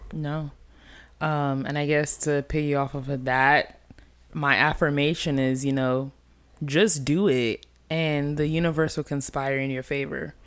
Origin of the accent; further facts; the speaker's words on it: Nigeria; as a Nigerian